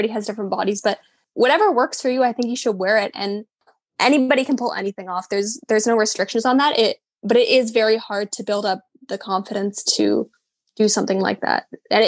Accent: Calgary, Alberta, Canada; moved away as an adult; now in Vancouver, Canada; I'm originally from Calgary and I moved to Vancouver. I've been here almost 2 years now

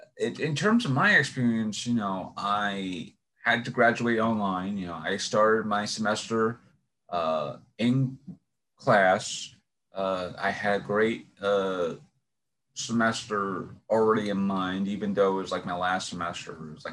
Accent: New York City, New York, United States; accent: Brooklyn-ish, New York; I live in Brooklyn, so my accent, you know, falls along the lines of being a very Brooklyn-ish type of accent.

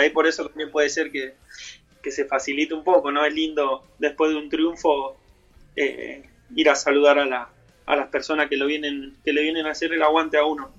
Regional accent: San José, Buenos Aires, Argentina; yo soy de ahí, yo soy de San José

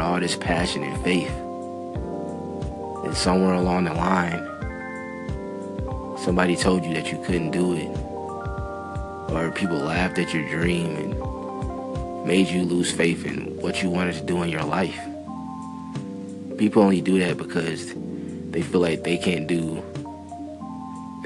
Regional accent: Minneapolis, Minnesota, United States; I was born in North Minneapolis. And it really wasn't that much positivity around there

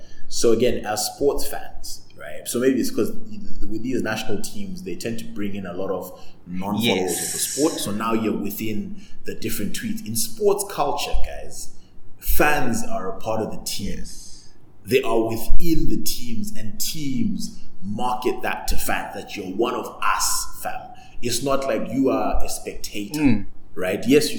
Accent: Bulawayo, Zimbabwe; So because I'm from Bulawayo, I'm going to speak like this.

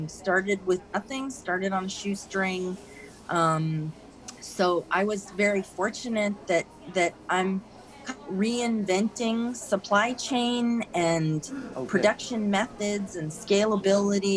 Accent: Sebastopol, California, United States; I grew up in Sebastopol, spent my whole life in Sonoma County.

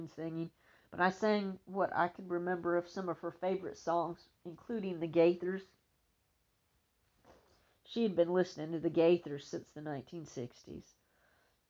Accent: Texas, United States; I'm a Texan and I mispronounce things

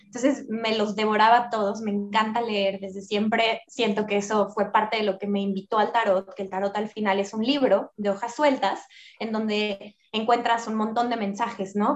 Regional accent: Mexico; soy una mujer mexicana

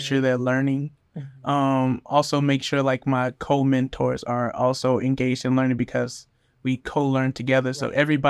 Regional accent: Orlando, Florida, United States; also born or lived in Hollywood / Miami; I was born in Orlando, moved to Hollywood, Florida, moved back to Orlando when I was like 7, moved back to Miami when I was like 14.

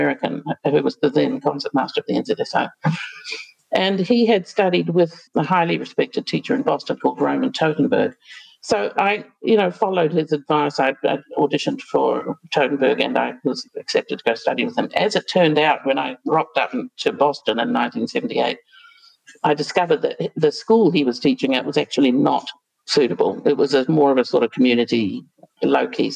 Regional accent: New Zealand; moved away as an adult; also born or lived in United States; now in Australia; coming from particularly a tiny country like New Zealand, or growing up in New Zealand

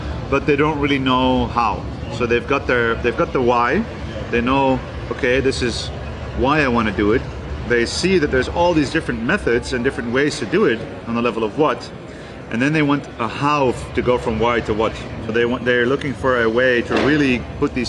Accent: Netherlands; I'm from the Netherlands. That's where I'm from and that's where I was born and raised.

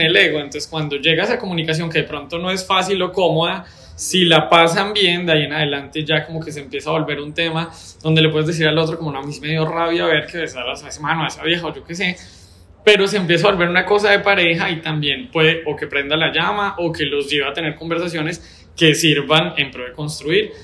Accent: Bogotá, Colombia; also born or lived in Bucaramanga; now in Medellín, Colombia; ser Rolo

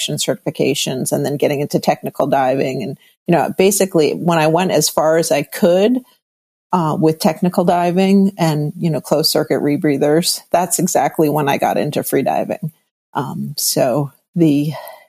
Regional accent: New York City, New York, United States; moved away; also born or lived in Northern California / San Francisco; I am a native New Yorker, but okay. I am a California girl. But I was born in New York City proper, Lenox Hill Hospital, 72nd and Park

